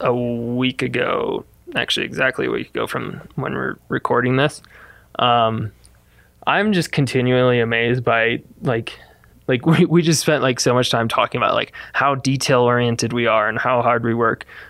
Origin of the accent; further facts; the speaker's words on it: Midwest, United States; moved away as an adult; also born or lived in Fort Collins, Colorado; I grew up in the Midwest